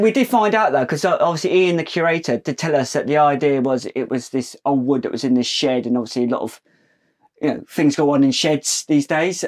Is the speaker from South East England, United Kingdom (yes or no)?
yes; Portsmouth, South East England, United Kingdom; we're from Portsmouth, uh, and we grew up in that navy town